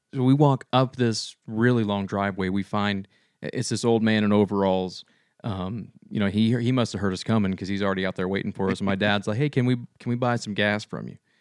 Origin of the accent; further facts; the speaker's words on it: Shawnee, United States; growing up in Shawnee, we kinda lived outside of town